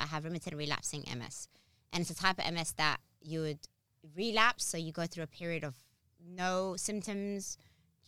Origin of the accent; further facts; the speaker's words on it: Abu Dhabi, United Arab Emirates; also born or lived in Harrow / Somaliland; now in London, United Kingdom; I'm born and raised in a hot country, by the way. I'm born and raised in Abu Dhabi. I'm African